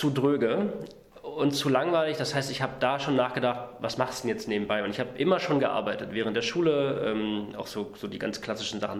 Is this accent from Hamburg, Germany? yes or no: no; Saxony-Anhalt, Germany; Ich bin äh, im Osten aufgewachsen, in, in Sachsen-Anhalt. Erst auf einer Militärbasis äh, von der NVA, weil mein Vater war bei der NVA